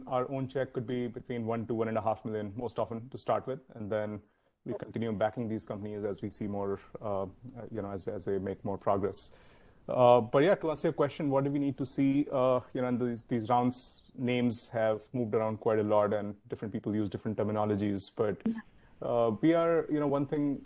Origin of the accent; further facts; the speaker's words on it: India; moved away as an adult; now in San Francisco Bay Area, United States; I grew up in India, came over to the US in the year 2000